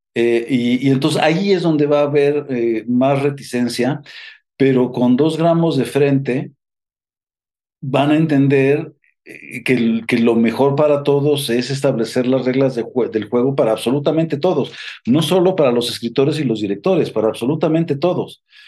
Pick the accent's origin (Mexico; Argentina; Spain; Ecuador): Mexico; en México nunca hemos tenido un, un o un sindicato